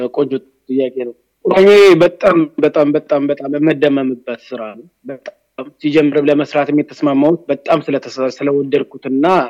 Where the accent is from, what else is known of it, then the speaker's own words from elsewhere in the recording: Addis Ababa, Ethiopia; እኔ አዲስ አበባ ልጅ ነኝ። ገጠር አልኖርኩም።